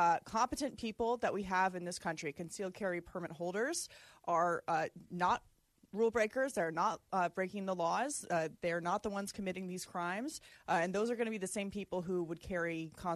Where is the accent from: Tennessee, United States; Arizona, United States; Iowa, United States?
Arizona, United States; My home state of Arizona